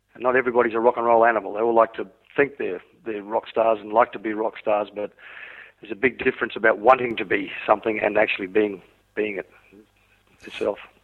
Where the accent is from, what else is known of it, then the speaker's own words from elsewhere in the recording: Australia; also born or lived in Wales, United Kingdom; I was born in Wales, yes. in the United Kingdom, uh, before my family emigrated to Australia when I was five years old